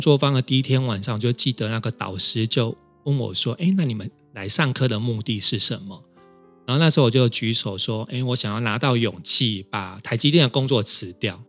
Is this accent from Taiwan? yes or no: yes; Kaohsiung, Taiwan; now in Taipei, Taiwan; 我来自高雄，现在住在台北